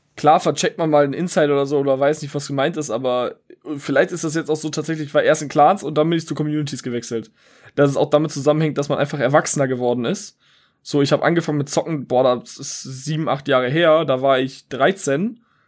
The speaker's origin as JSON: {"language": "German", "town": "Wuppertal", "region": "North Rhine-Westphalia", "country": "Germany", "said": "ich komme aus Wuppertal"}